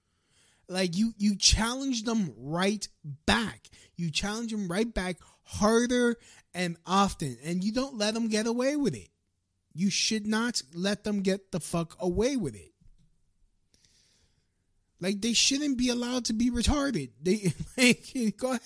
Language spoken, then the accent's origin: English; New York City, New York, United States; growing up in Brooklyn